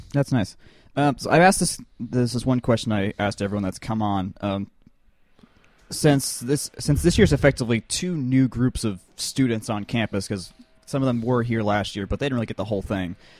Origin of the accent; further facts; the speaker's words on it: Avondale Estates, Georgia, United States; Atlanta, or not, well, Atlanta, Avondale Estates